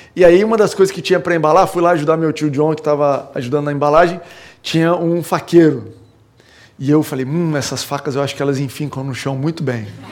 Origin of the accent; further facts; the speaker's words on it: Goiás, Brazil; quando eu era criança, lá em Goiás, e eu gostava de ir para a fazenda do meu avô